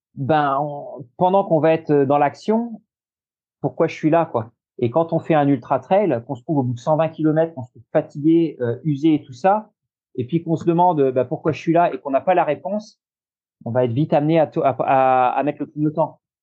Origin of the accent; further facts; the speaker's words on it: Normandy, France; also born or lived in Royan, Charente-Maritime / Nantes vineyard area; now in Nantes area, France; je suis né en Normandie. Euh, j'ai vécu aussi euh, longtemps. J'ai vécu une douzaine d'années